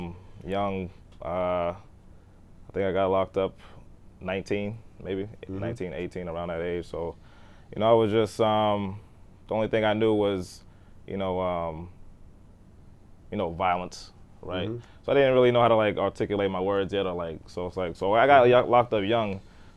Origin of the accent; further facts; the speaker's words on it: Boston, Massachusetts, United States; I grew up in Dorchester. I'm from Dorchester.